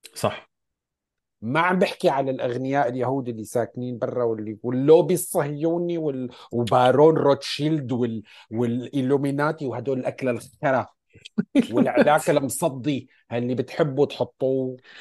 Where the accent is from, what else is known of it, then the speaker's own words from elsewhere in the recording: Syria; عندنا بسوريا نحن